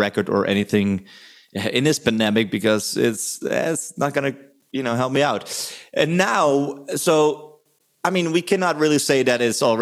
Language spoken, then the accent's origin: English; Netherlands; now in Germany; I was born in Holland